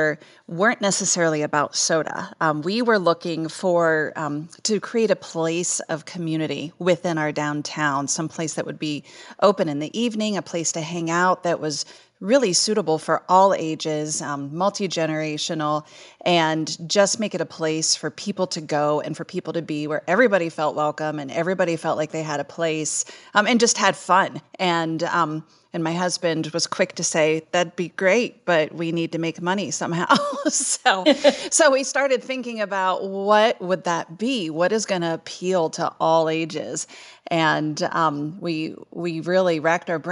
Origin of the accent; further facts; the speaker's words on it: Salem, Ohio, United States; moved away as an adult; It's my hometown. I grew up here